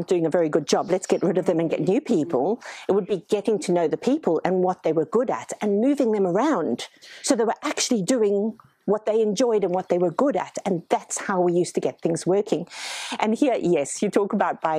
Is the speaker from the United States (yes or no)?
no; South Africa; now in Australia; I come from South Africa.